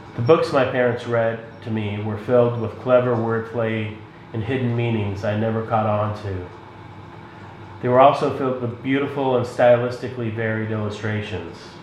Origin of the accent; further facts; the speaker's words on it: Boston, Massachusetts, United States; also born or lived in Moscow, Russia; now in Chicago, United States; my family and I lived in the Boston area, uh, and before that, uh, we came from the Soviet Union when I was seven in 1978